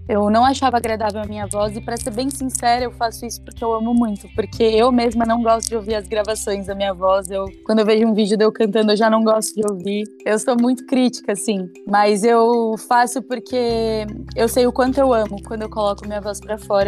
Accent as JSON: {"language": "Portuguese", "town": "Itapevi", "region": "São Paulo", "country": "Brazil", "tie": "born or raised there", "also_born_or_lived": "Campinas / Guaianases, São Paulo", "said": "Eu sou de Itapevi. Eu sou nascida e fui criada em Itapevi"}